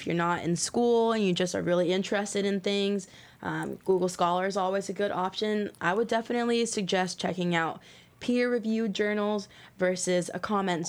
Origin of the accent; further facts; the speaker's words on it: Florida, United States; now in Louisville, United States; So I've lived in Louisville the majority of my life, but yeah. I am from Florida. And I always, I grew up being able to go to the beach